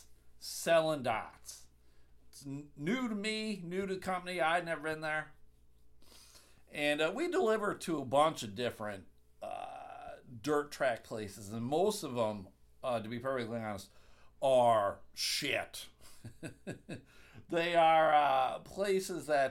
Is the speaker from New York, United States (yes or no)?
yes; Clarence, New York, United States; moved away; also born or lived in Fredonia, New York / Buffalo, New York; I grew up in Clarence, New York, right outside of Buffalo